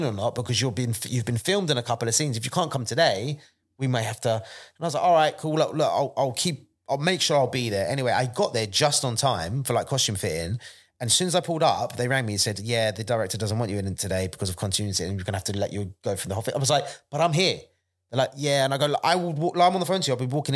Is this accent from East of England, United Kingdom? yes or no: yes; Bedford, East of England, United Kingdom; Bedford, my hometown